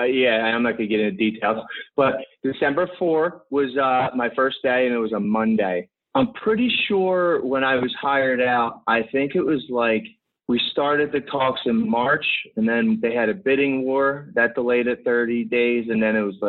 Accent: Philadelphia, Pennsylvania, United States; everybody will know where I'm from because my muggy accent pretty much comes out immediately. I grew up in basically the suburbs of Southwest Philadelphia or South Philadelphia. And pretty rough growing up

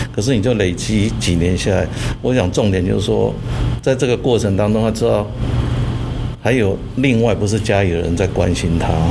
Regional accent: Taiwan; 我们在台湾长大

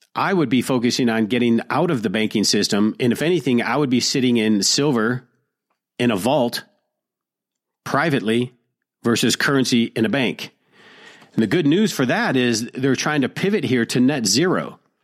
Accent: Detroit, Michigan, United States; blue dog Democrats like I grew up with in Detroit

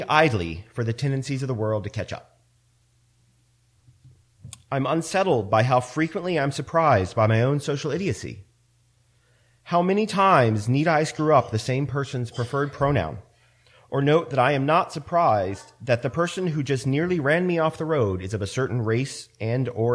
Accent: Central Maryland, United States; I grew up in Central Maryland, and I went to school on a military base

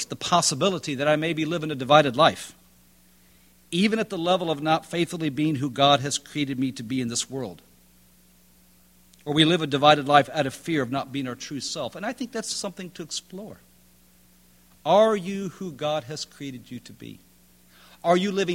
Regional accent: High Point, North Carolina, United States; I'm from High Point, North Carolina.

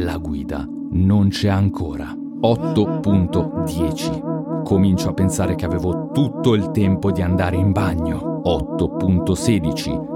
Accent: Lugano, Ticino, Switzerland; Gli rispondo Lugano

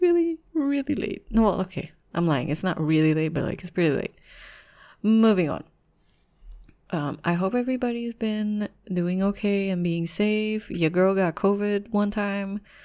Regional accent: Philippines; I'm Filipino

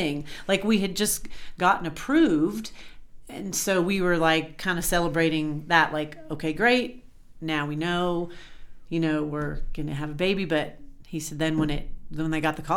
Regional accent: Colorado, United States; moved away; in Colorado, like when we were growing up

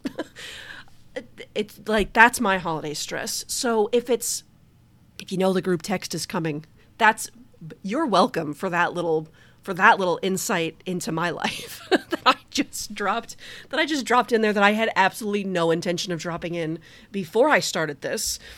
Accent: Detroit, Michigan, United States; I'm from Detroit

